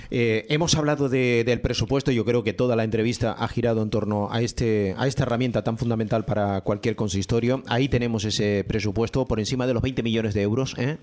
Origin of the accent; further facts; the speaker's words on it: north of Tenerife, Canary Islands, Spain; todo nuestro norte de Tenerife